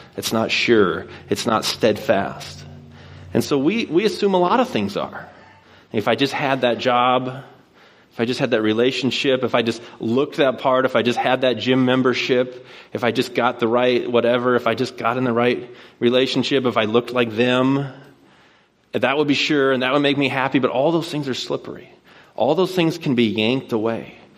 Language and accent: English; Puyallup, Washington, United States; moved away as an adult; now in Bellingham, United States; I grew up here in Puyallup, and I went to Rogers